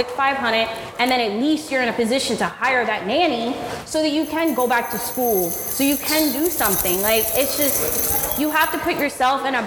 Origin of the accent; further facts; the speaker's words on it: Orlando, Florida, United States; now in Miami, United States; I live in Miami, but I'm from Orlando